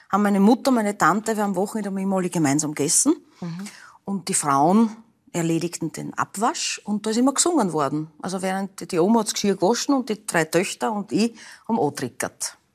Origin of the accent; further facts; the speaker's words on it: Burgenland, Austria; Also seit meiner Geburt bin ich Burgenländerin und das bleibt so.